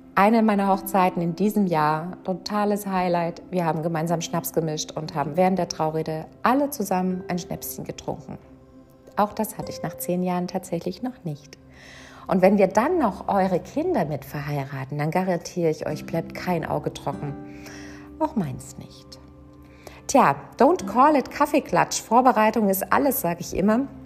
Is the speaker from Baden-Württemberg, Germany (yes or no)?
yes; Mannheim, Baden-Württemberg, Germany; Ich komme aus Mannheim